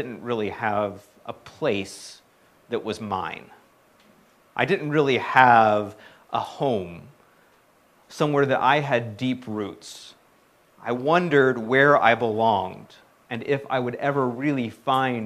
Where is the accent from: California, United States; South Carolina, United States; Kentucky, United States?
South Carolina, United States; moved away; I was born and raised in South Carolina